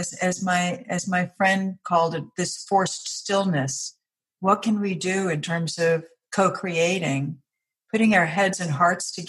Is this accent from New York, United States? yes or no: yes; New York, United States; also born or lived in Chicago / Washington, D.C.; now in Virginia, United States; I live in Virginia now. I grew up in New York, and then I lived in Chicago and then Washington, D.C.